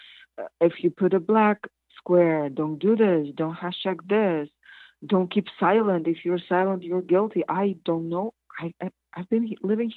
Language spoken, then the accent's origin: English; Kazakhstan; moved away; When I was 7, I'm from Kazakhstan, but we were part of Soviet Union